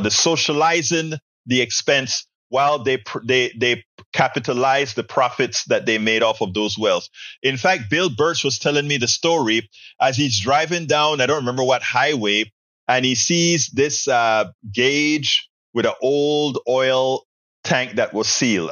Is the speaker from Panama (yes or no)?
yes; Panama; moved away; also born or lived in Texas; we in school in Panama